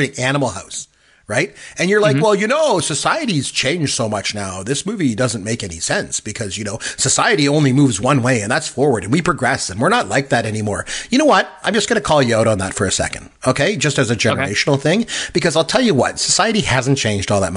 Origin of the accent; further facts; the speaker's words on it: Canada; I'm Canadian, too